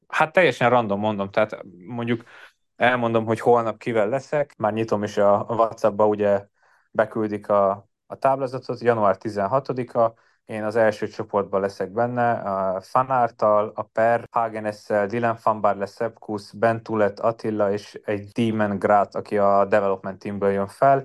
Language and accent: Hungarian; Hungary; moved away as an adult; now in Andorra; a karácsony természetesen otthon, Magyarországon töltöttem